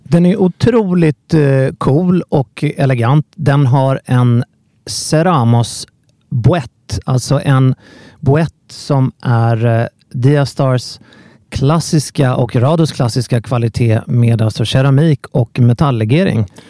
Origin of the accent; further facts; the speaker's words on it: Sweden; som svensk